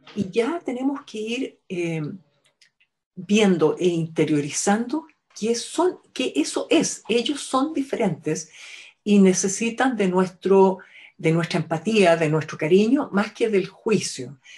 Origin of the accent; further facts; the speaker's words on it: Chile; somos fonoaudiólogas chilenas